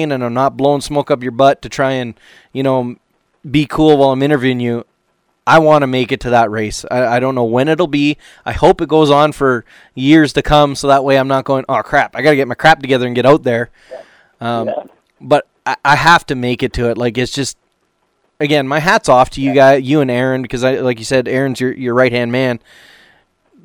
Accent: Canada; I'm from Canada

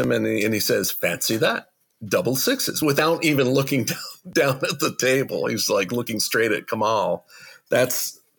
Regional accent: United States; myself as an American

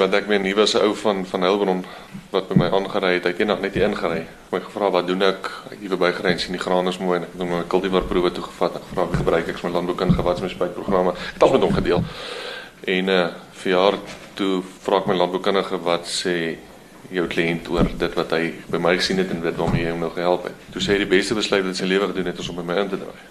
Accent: Vrede, Free State, South Africa; also born or lived in Standerton; Ja, ons is in maar hierdie geweste gebore. Ehm hier op Standerton naby ons. Dit is een van ons dorpe. Ons gebruik eintlik Vrede as ons dorp. Ons was daar op skool ook geweest. So ons is hier groot geword

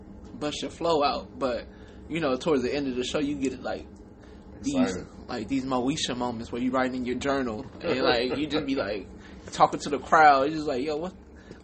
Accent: California, United States; I'm from California

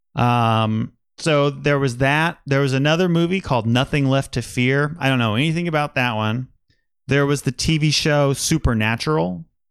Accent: Wichita, Kansas, United States; also born or lived in Manhattan, Kansas; I grew up in Wichita and then went to college at Kansas State

